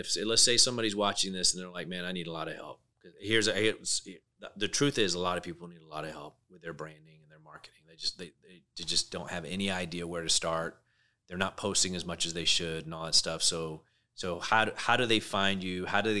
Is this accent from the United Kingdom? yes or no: yes; United Kingdom; accent: British; Yeah, a lot of people don't know I'm British. I got the British accent